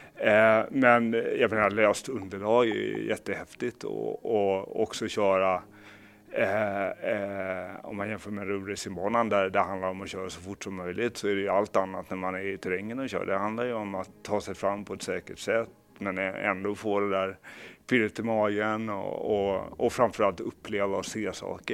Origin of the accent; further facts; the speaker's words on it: Kalmar, Kalmar County, Sweden; så växte jag upp i Kalmar